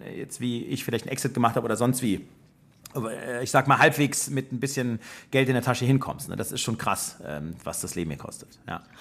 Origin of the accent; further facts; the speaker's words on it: Germany; moved away as an adult; now in United States; als Deutscher